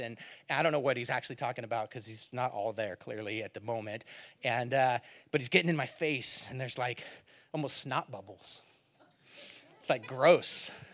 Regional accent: Antioch, California, United States; I grew up in Antioch, California, East Bay.

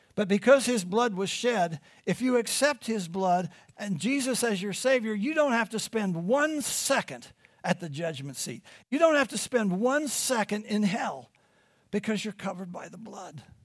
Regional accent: Midwest, United States; moved away; I'm from the Midwest

